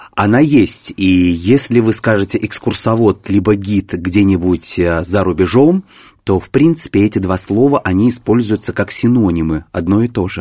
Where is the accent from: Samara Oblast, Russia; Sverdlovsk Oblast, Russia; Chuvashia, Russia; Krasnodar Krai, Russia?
Chuvashia, Russia; Cheboksary; now in Moscow, Russia; я не из Москвы, я родом из Чебоксар, есть такой небольшой город